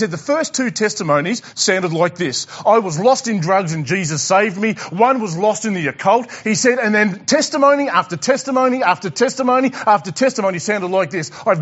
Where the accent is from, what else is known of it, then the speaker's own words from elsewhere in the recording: Tasmania, Australia; I'm from Tassie